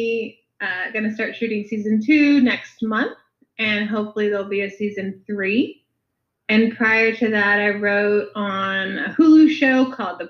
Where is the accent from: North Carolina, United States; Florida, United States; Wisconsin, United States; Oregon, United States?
Florida, United States; Miami; now in Los Angeles, United States; I'm from Miami